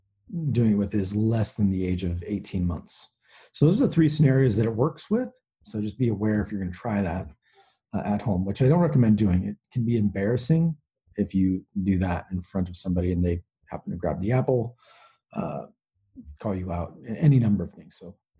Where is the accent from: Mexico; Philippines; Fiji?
Mexico; That's how we do it in the land that is just north of my home country, Mexico.